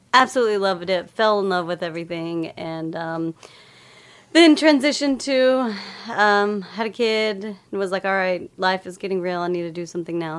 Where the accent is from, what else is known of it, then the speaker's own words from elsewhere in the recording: Lubbock, Texas, United States; moved away; I grew up in Lubbock, Texas